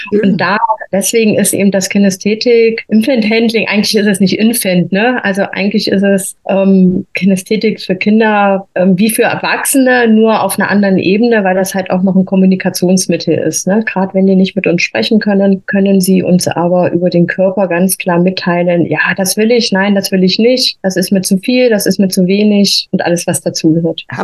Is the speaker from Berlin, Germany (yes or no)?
no; Thuringia, Germany; born there; moved away as an adult; now in Freising, Germany; komme hier aus der Nähe von München, also wohnhaft jetzt im Freising, gebürtig eigentlich komme ich aus Thüringen, bin aber quasi nach der Wende hier in Bayern gelandet mit meiner Ausbildung zur Krankenschwester.